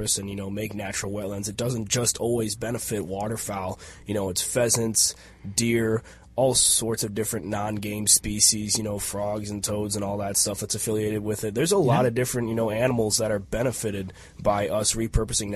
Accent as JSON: {"language": "English", "town": "Nicollet", "region": "Minnesota", "country": "United States", "tie": "born or raised there", "said": "I grew up down in Nicollet, Minnesota. That's down by Mankato."}